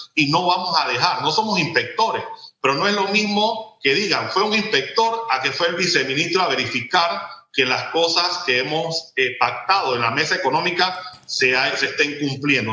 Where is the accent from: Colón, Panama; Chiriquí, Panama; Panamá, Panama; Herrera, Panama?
Panamá, Panama; San Miguelito, Panama; Yo que soy de barrios populares, que todavía vivo en el distrito de San Miguelito